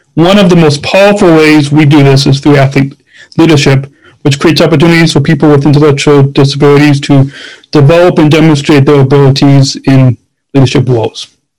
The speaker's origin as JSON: {"language": "English", "region": "Illinois", "country": "United States", "tie": "born or raised there", "said": "my home state of Illinois"}